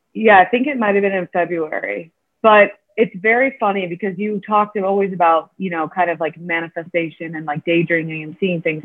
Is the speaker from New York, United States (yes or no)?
no; Illinois, United States; now in Chicago, United States; I've been from, you know, Illinois my whole life, but I've always lived in the suburbs.